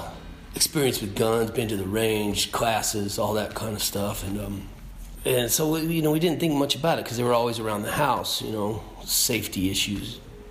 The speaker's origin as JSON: {"language": "English", "region": "Oklahoma", "country": "United States", "tie": "born or raised there", "said": "Oklahoma. And my dad's whole family's from Kentucky. Regular folks, you know, middle America."}